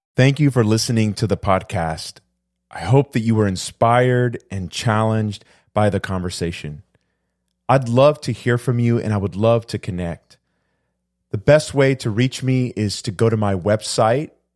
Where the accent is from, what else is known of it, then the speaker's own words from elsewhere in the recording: Houston, Texas, United States; also born or lived in Puerto Rico; I came to the United States when I was two, but we moved to Houston